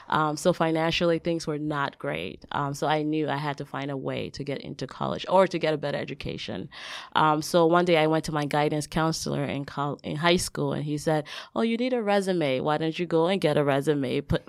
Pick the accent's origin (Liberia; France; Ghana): Liberia; But I actually grew up in West Africa. I'm from Liberia, West Africa. That's where I was born. My parents were pastors, so I had the opportunity to travel throughout West Africa mostly.